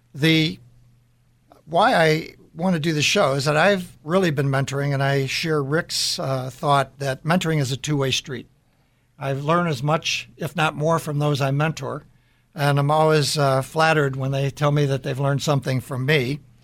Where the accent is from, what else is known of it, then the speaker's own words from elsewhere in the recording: Deerfield, Illinois, United States; I grew up in the Chicago area in Deerfield, Illinois